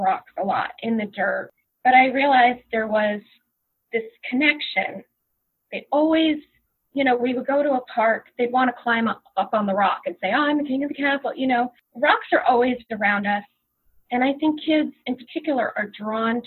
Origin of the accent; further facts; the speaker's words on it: Long Branch, New Jersey, United States; I grew up in Long Branch, New Jersey, and there is a little lake there.